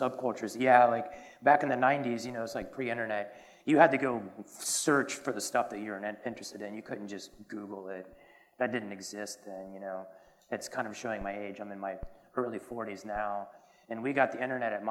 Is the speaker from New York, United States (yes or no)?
no; Marietta, Georgia, United States; accent: Southern; moved away as an adult; now in San Francisco, United States; I tell people I'm from Atlanta, Georgia, but more specifically I'm from Marietta, which we would say Mayetta. Southern, yeah. And where I grew up in a really big neighborhood.